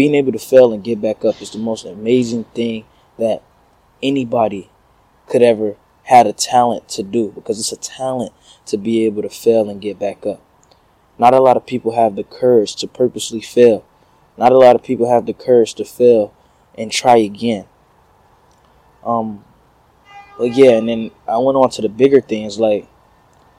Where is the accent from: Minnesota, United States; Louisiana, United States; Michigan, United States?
Michigan, United States; Detroit; moved away as an adult; I'm coming from Detroit